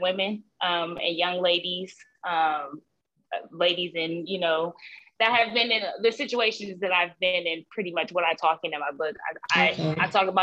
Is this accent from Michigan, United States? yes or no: no; Columbus, Ohio, United States; now in Columbia, United States; I was born in Columbus, Ohio. I'm currently residing in Columbia, South Carolina